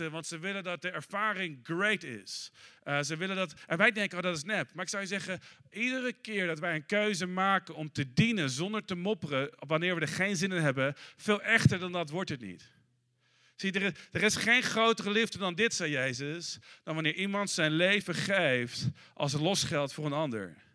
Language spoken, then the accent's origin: Dutch; Netherlands; ik, als Nederlander ben je snel geneigd om te denken: ah, dat is enigszins nep.